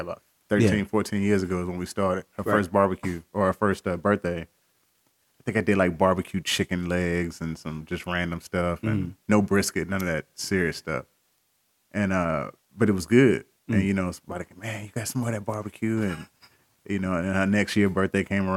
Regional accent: Columbus, Texas, United States; Originally from Columbus, Texas. Small.

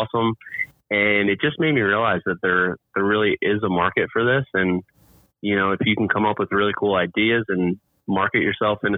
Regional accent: New Jersey, United States; I am from Jersey, New Jersey, right outside of Philadelphia, though. So I'm a huge Eagles fan and yeah, grew up in South Jersey.

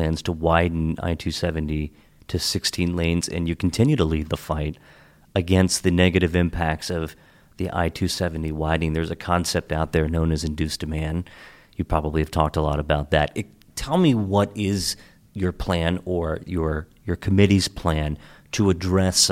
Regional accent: Hagerstown, Maryland, United States; moved away; I grew up in Hagerstown and born and raised

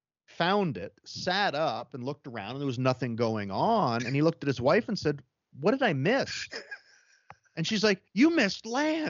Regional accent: Calgary, Alberta, Canada; born or raised there

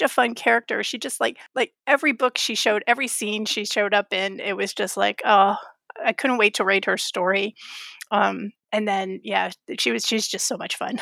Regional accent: Florida, United States; I grew up in Florida

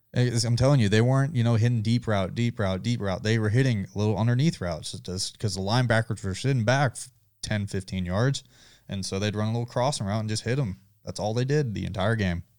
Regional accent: Georgia, United States; I'm from Georgia

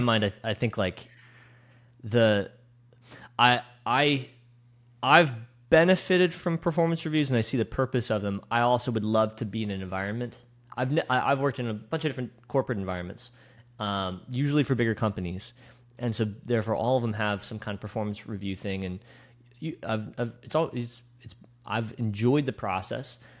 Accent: West Chester, Pennsylvania, United States; I grew up in, uh, Westchester.

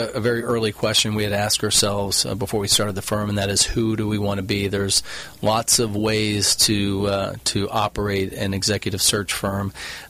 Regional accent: Houston, Texas, United States; moved away as an adult; now in Newport Beach, United States; I grew up in Houston, Texas, went to school at University of Texas. That was the mid-80s.

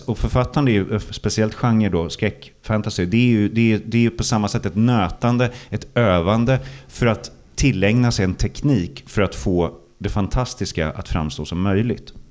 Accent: Stockholm, Stockholm County, Sweden; Blackeberg då, förorten där jag växte upp

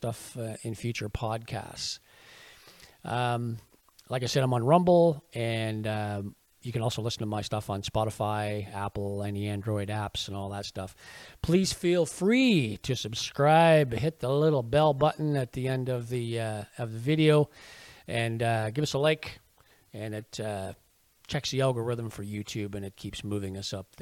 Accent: Canada; us as Canadian citizens

